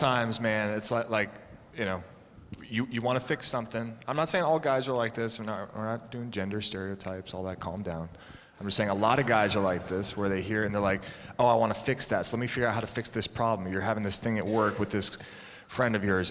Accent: Concord, Massachusetts, United States; I grew up right near Concord, Massachusetts

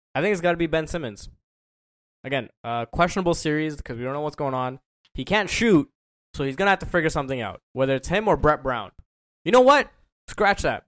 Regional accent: Toronto, Ontario, Canada; I'm from Toronto

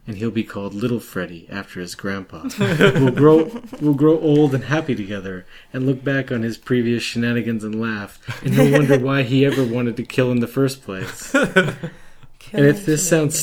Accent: Canada; I'm Canadian

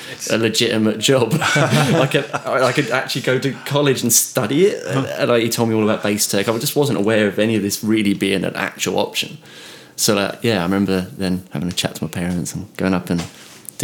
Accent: Isle of Wight, South East England, United Kingdom; moved away as an adult; also born or lived in London / Southampton; I come from the Isle of Wight where I didn't know many bass players

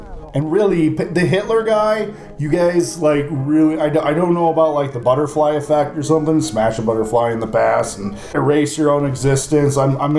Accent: Midwest, United States; But yeah, I'm from the Midwest.

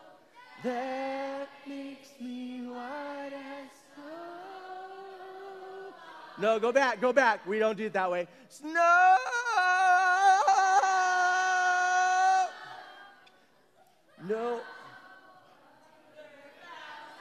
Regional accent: San Bernardino, California, United States; I grew up in San Bernardino

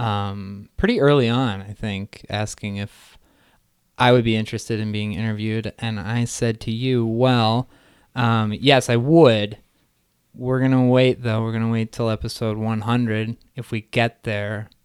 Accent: Neshanic Station, New Jersey, United States; I grew up in central New Jersey in a small town called Neshanic Station

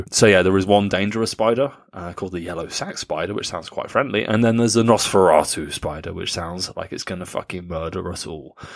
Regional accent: Rinteln, Lower Saxony, Germany; born there; Uh, I was born in Rinteln in Niedersachsen.

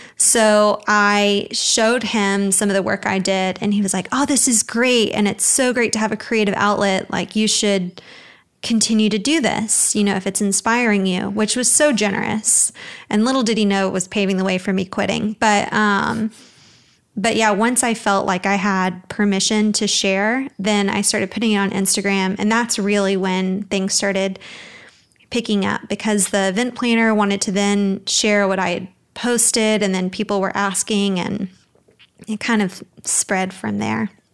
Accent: Birmingham, Alabama, United States; moved away as an adult; now in Dallas, United States; I'm originally from Birmingham, Alabama, but I moved to Dallas almost five years

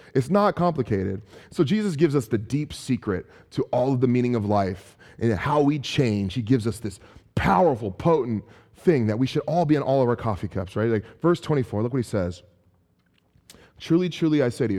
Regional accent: San Francisco, California, United States; also born or lived in Chicago; I'm from San Francisco

